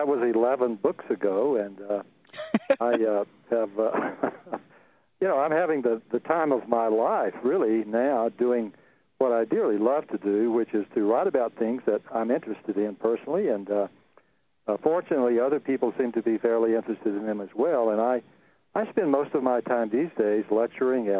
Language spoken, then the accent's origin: English; central Texas, United States; I grew up on a cotton farm in the middle of central Texas